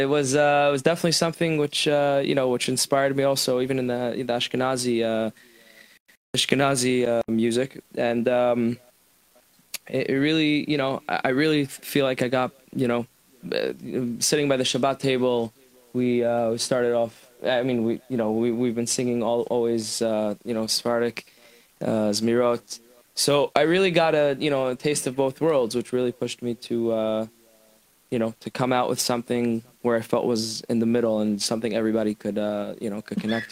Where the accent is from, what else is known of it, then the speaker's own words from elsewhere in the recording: New York City, New York, United States; Brooklyn, born and raised.